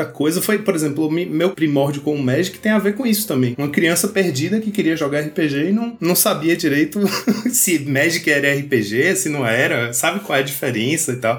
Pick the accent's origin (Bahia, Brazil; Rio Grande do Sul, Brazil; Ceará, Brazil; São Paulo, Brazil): Bahia, Brazil; Vitória da Conquista; aqui em Vitória da Conquista, onde eu cresci